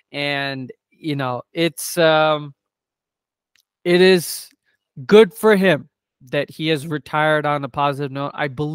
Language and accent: English; New Jersey, United States; I grew up in New Jersey. I lived about an hour and a half away from Philadelphia.